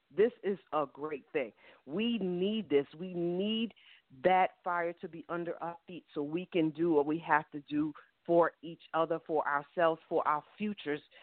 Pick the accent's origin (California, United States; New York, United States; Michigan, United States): New York, United States; now in Georgia, United States; I live in Georgia. Georgia is a Republican state. I'm from New York